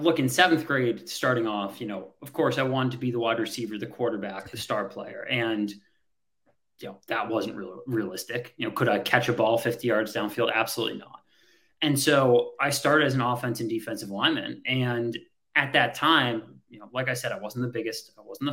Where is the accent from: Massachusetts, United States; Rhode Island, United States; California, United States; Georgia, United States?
Massachusetts, United States; outside of Boston; grew up outside of Boston, Massachusetts